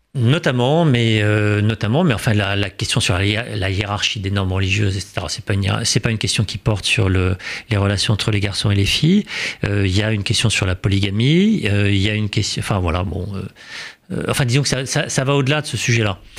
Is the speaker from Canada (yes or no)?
no; France; en tant que Français et en tant que musulman